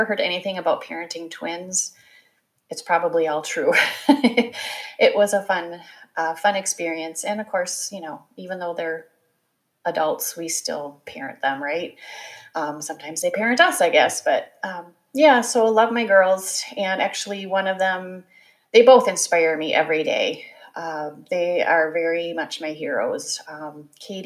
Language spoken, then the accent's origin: English; Wisconsin, United States; also born or lived in Ohio; So I grew up in the Midwest. I am a Wisconsin girl. I was born in Ohio, but we quickly moved to Wisconsin.